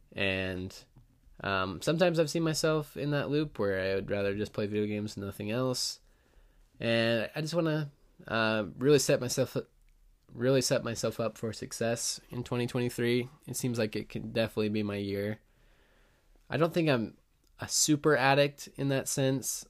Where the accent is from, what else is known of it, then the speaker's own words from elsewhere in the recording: Utah, United States; I've been growing up in Utah